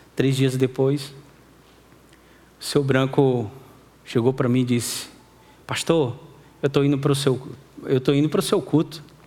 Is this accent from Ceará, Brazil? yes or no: yes; Fortaleza, Ceará, Brazil; eu, minha esposa, meus filhos, somos de Fortaleza. Nós não somos do sertão